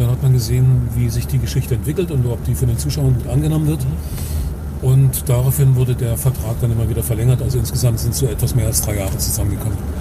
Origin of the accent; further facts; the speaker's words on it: Dresden, Saxony, Germany; geboren ja. bin ich nicht in Dresden, aber ich bin in Dresden schon irgendwie groß geworden